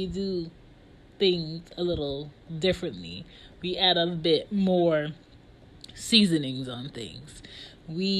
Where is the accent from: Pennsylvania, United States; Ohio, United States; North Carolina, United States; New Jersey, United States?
Pennsylvania, United States; Philadelphia; I was born in Philadelphia, Delaware County, in 87